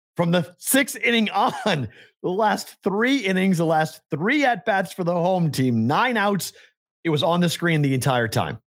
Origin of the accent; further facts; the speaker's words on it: Boston, Massachusetts, United States; moved away; growing up in Boston